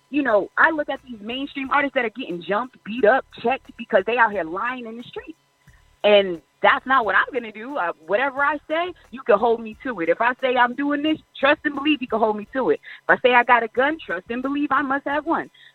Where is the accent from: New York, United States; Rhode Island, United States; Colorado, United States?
Rhode Island, United States; Providence; now in Fayetteville, United States; I was raised um, for the majority of my life in Providence, Rhode Island